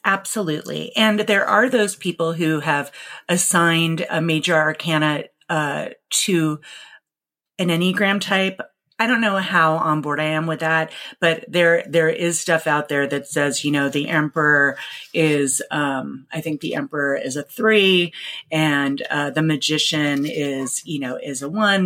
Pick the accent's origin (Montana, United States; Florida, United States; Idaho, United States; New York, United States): New York, United States; New York City; now in Seattle, United States; Growing up in New York City in the 80s